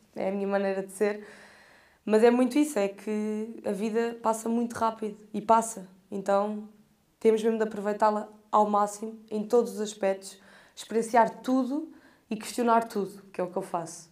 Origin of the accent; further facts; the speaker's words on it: Portugal; eu sou portuguesa e eu sou daqui, nasci aqui